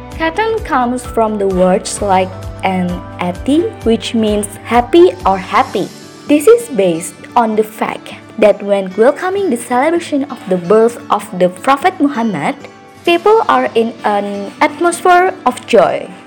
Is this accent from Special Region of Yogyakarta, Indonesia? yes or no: yes; Yogyakarta, Special Region of Yogyakarta, Indonesia; English is a second language; where is my hometown? Yep, it's in Yogyakarta